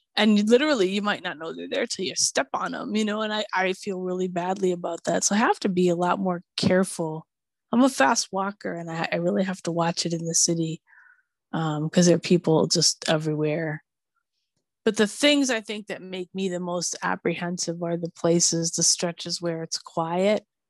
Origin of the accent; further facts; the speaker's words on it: Minneapolis, Minnesota, United States; now in California, United States; I grew up in snow country